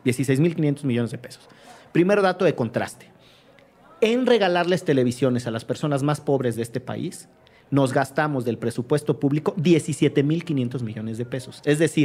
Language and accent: Spanish; Mexico; nos define como mexicanos